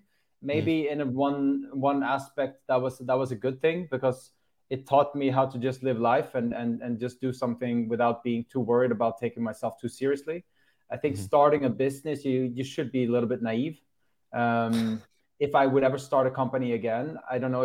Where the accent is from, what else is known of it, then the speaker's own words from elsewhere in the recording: Sweden; moved away as an adult; also born or lived in Netherlands; I was living with my friends at home in Sweden